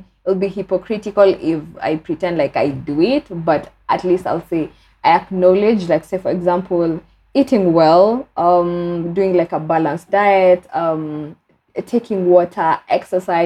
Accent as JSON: {"language": "English", "country": "Kenya", "said": "Being a Kenyan"}